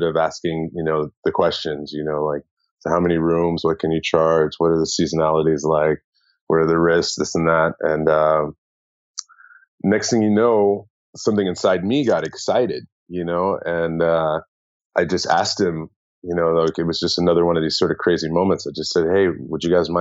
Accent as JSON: {"language": "English", "country": "United States", "also_born_or_lived": "San Francisco", "moved": "as an adult", "lives_now": "Bangkok, Thailand", "said": "as an American"}